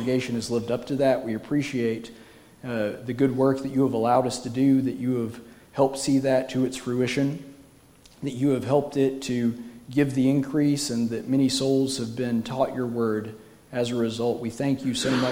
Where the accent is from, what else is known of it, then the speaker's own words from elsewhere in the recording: United States; as an American going over there